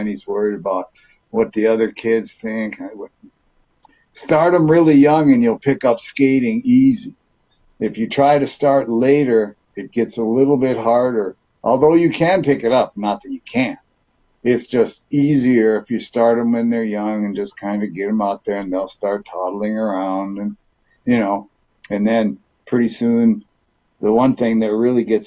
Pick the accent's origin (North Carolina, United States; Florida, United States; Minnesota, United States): Minnesota, United States; Duluth; also born or lived in California; I was born out in California. We moved to Minnesota when I was three, and Duluth, Minnesota